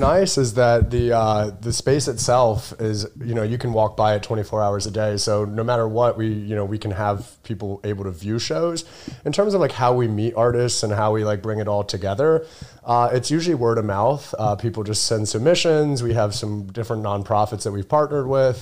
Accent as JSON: {"language": "English", "town": "New York City", "region": "New York", "country": "United States", "tie": "born or raised there", "said": "I grew up in New York City"}